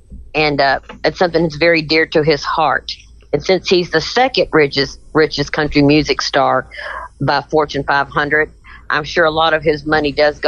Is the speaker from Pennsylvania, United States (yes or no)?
no; Brownsville, Kentucky, United States; moved away; up in my hometown of Brownsville, Kentucky